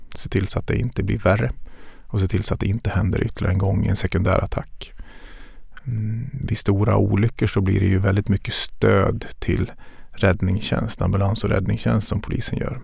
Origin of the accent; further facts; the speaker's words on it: Dalarna County, Sweden; Jag är uppvuxen i Dalarna och det var mycket skog och mindre vatten.